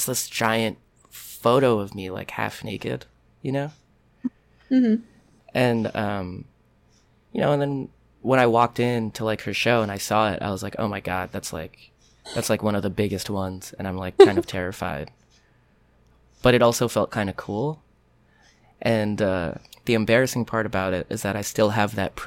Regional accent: Rockland County, New York, United States; I grew up like right across the Tappan Zee Bridge in Rockland County

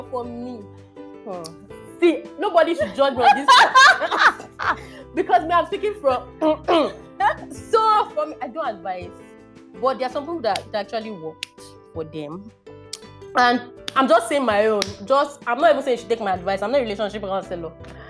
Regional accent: Nigeria; But as a Nigerian boss lady, you have to handle those things.

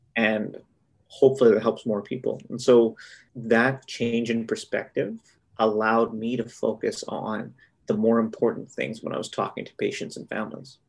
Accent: Winnipeg, Manitoba, Canada; also born or lived in Brandon, Manitoba; I'm a Manitoban born and raised.

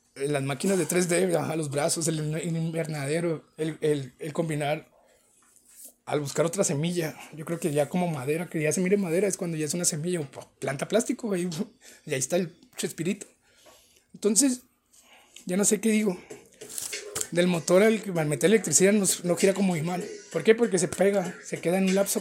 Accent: Mexicali, Baja California, Mexico; soy de Mexicali

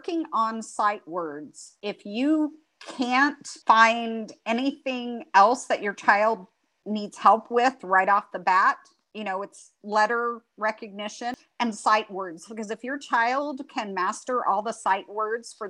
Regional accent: Greece; also born or lived in Tennessee / Alabama / Utah / Hawaii; now in North Carolina, United States; I grew up in Greece. I didn't grow up in the United States.

